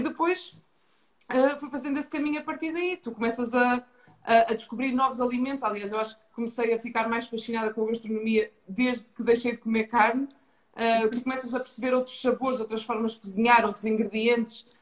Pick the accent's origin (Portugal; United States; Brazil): Portugal; Ponte da Barca, Norte; moved away as an adult; also born or lived in Braga; now in Lisbon, Portugal; sou natural de Ponta Barca, no Minho, uma vila pequena no Alto Minho.